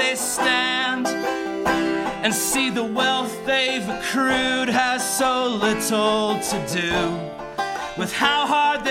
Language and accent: English; Chicago, Illinois, United States; I'm from Chicago